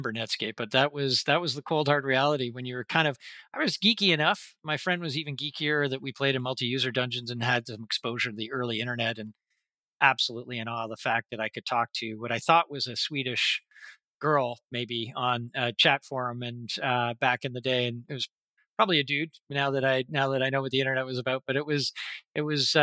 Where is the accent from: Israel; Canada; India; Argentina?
Canada; Toronto, Ontario; moved away as an adult; now in Vancouver, Canada; So Canadian, born and bred and grew up in Toronto